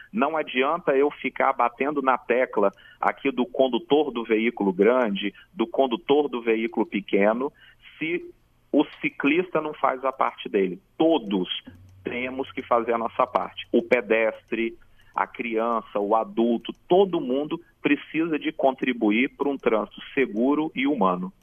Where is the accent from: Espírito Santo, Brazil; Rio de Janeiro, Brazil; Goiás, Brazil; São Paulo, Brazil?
Espírito Santo, Brazil; Jardim América; Jardim América, a minha terra querida onde eu fui criado